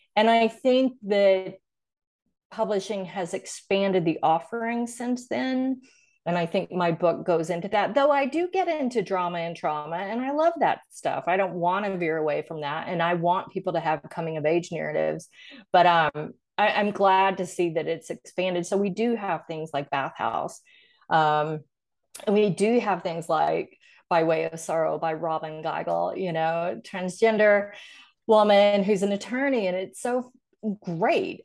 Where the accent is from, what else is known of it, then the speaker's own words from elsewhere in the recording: Arkansas, United States; moved away; I went to college in Arkansas, where I'm from